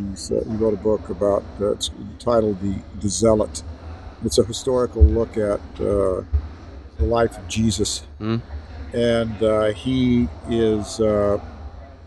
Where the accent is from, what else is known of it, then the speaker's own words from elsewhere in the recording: Central Valley, California, United States; I grew up in the Central Valley